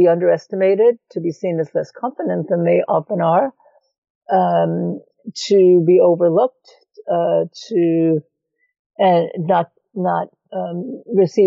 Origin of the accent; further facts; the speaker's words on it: New York City, New York, United States; moved away as an adult; also born or lived in California; I grew up in New York City. Eastern European Jewish background